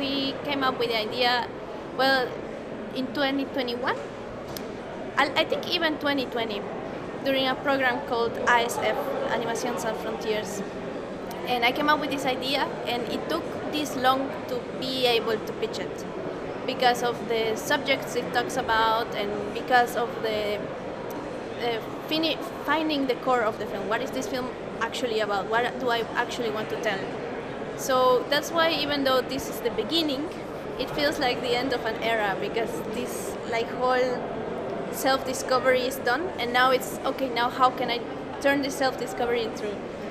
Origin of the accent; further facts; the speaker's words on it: Bolivia; I come from Bolivia